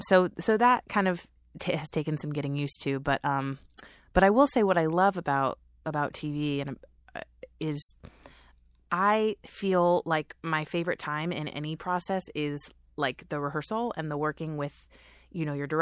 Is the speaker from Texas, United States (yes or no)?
no; Norwalk, California, United States; moved away as an adult; now in New York, United States; I grew up in Norwalk.